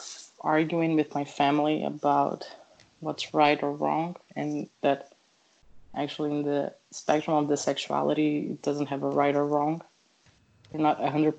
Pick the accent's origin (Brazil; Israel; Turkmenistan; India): Brazil; I'm from Brazil